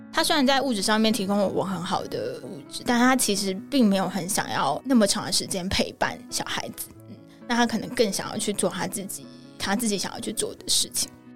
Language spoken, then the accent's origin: Chinese; Tainan, Taiwan; 我的爸妈那边的家庭是非常传统的家庭。因为我是台南人，其实台南人在很多想法上面，以台湾来说保留很多台湾传统价值观和文化的地方。我阿公阿嬷他们其实是非常非常非常传统的台湾家庭